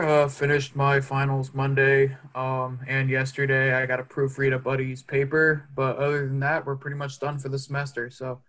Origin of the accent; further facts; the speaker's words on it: Texas, United States; also born or lived in New York; I was born in New York but raised in Texas.